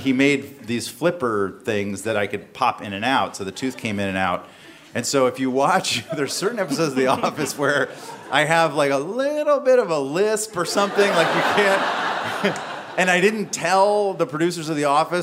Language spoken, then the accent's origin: English; the South, United States; I grew up in the South